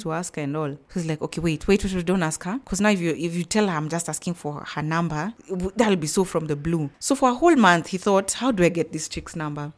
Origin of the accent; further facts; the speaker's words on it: Nairobi, Kenya; I am from Nairobi, Kenya, born and bred. I was born in Nairobi.